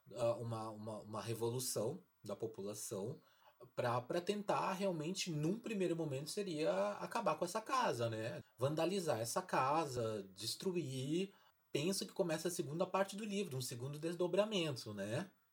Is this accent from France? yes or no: no; Brazil